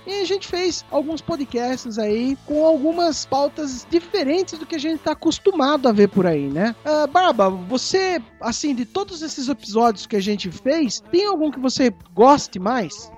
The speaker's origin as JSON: {"language": "Portuguese", "country": "Brazil", "said": "a gente é brasileiro"}